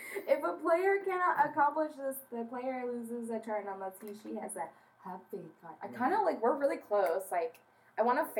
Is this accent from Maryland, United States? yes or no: no; Anaheim, California, United States; I was born in Anaheim.